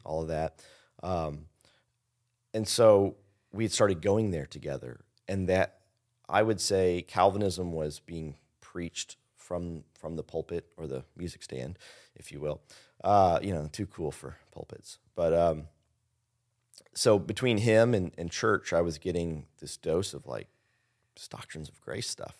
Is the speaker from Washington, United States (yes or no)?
no; Henryville, Indiana, United States; also born or lived in Louisville, Kentucky